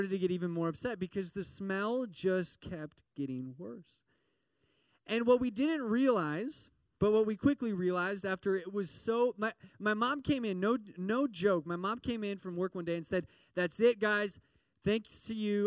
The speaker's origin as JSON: {"language": "English", "region": "Midwest", "country": "United States", "tie": "born or raised there", "said": "I grew up in the Midwest, and there's lots of farms"}